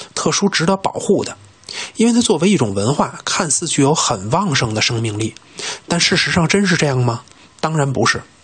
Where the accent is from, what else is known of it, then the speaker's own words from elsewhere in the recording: China; 我们中国的宇宙观